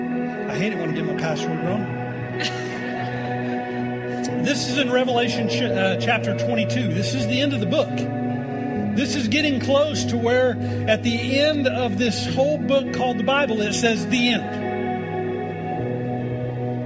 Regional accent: Tornado Alley in Oklahoma, United States; now in Colorado, United States; I'm come from Tornado Alley in Oklahoma

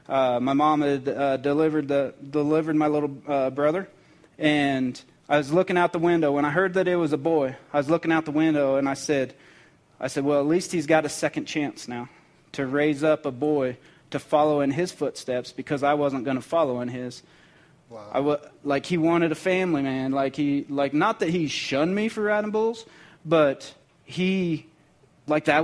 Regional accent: Cheyenne, Wyoming, United States; also born or lived in Colorado / Texas / Oklahoma / Phoenix; I lived all over northern Colorado. I, I grew up in Cheyenne, moved to Texas, moved back to Colorado, moved to Oklahoma, Phoenix, uh, all over the place and never never really had a home

